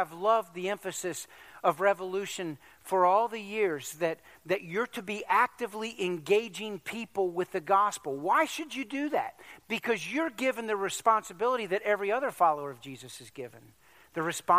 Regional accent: Virginia Beach, Virginia, United States; growing up in Virginia Beach at that church

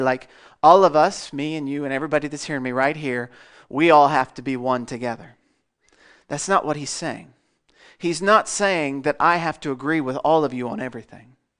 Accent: Melbourne, Iowa, United States; I'm from Melbourne

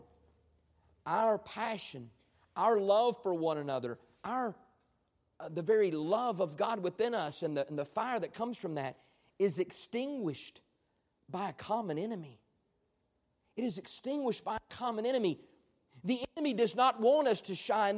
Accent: United States; as an American

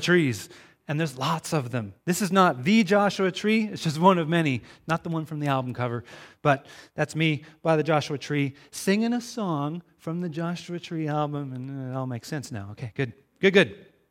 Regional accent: Crofton, British Columbia, Canada; I'm from Crofton, B C, just down the road from you

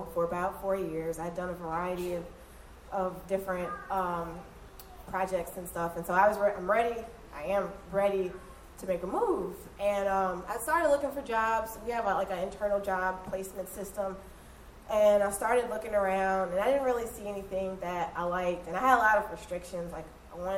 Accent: Michigan, United States; moved away as an adult; also born or lived in St. Charles Parish, Louisiana; now in Louisiana, United States; I'm originally from Michigan, and I moved down here.

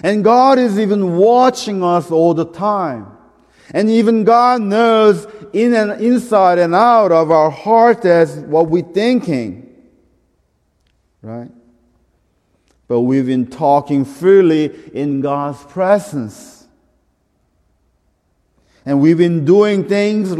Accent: South Korea; moved away; I'm from Korea. I'm Korean.

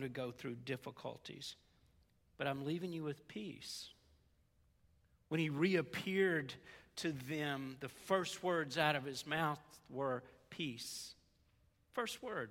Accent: the South, United States; accent: southern; moved away; my southern accent

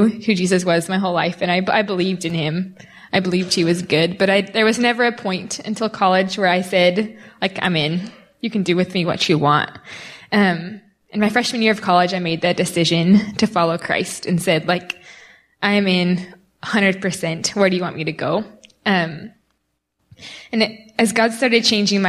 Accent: United States; me as an American

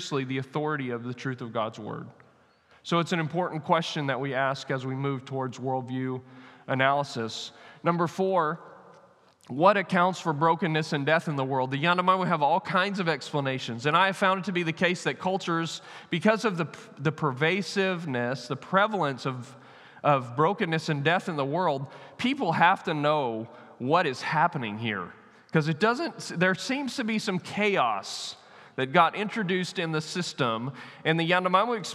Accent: United States; I'm American

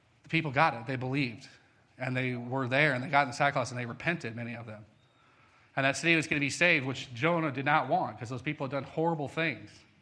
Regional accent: Colorado, United States; moved away; I'm from Colorado

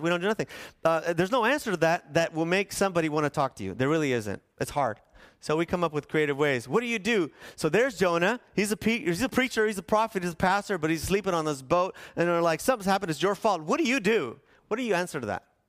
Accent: National City, California, United States; also born or lived in Needles, California; I grew up in National City

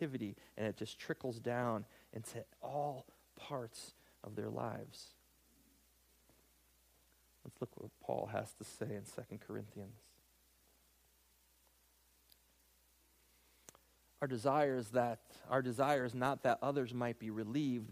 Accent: United States; I'm an American

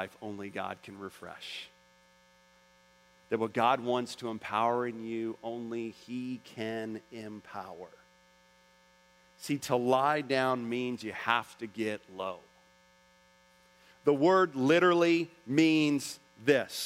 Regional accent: Orlando, Florida, United States; I'm from Orlando, Florida

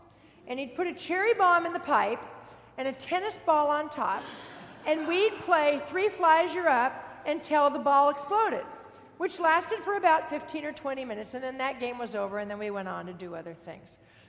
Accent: Fullerton, California, United States; I grew up in Fullerton. Dave and I both grew up in Fullerton. And Fullerton then was a really, really small town. Not like it is today with a university and all. Small town, lots of orange groves. And I lived on a cul-de-sac street.

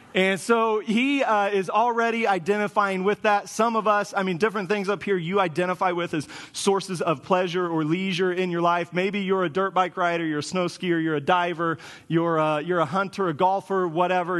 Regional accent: Kansas, United States; moved away as an adult; I grew up in Kansas, so everything was flat

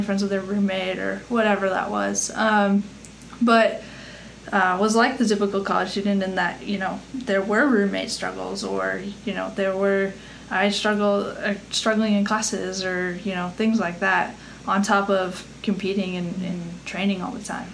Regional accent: Colorado, United States; moved away as an adult; also born or lived in North Texas; I'm originally from Colorado

